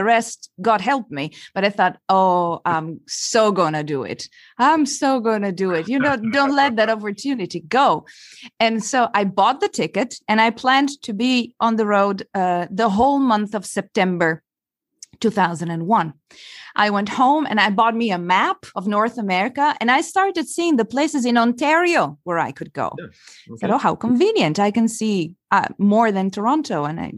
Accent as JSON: {"language": "English", "country": "Italy", "also_born_or_lived": "Belgium", "said": "I'm originally from Italy, by the way."}